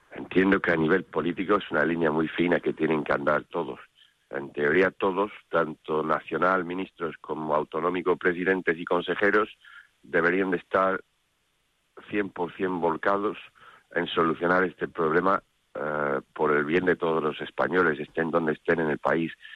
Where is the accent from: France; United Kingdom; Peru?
United Kingdom; Spanish is a second language; now in Spain; soy británico aquí